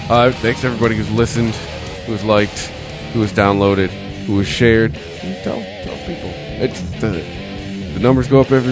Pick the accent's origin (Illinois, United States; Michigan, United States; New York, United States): Michigan, United States; Detroit; from Detroit.